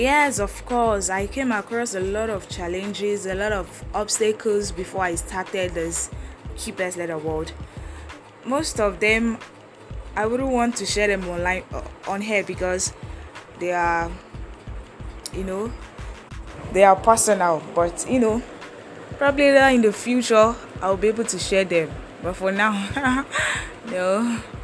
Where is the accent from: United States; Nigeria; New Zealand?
Nigeria; Ogbomoso, Oyo; also born or lived in Agbado, Ijaiye (schooling); I hail from Oyo State, Ogbomoso local government